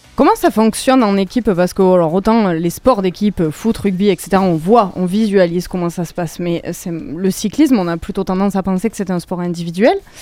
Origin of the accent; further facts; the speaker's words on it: France; chez nous en France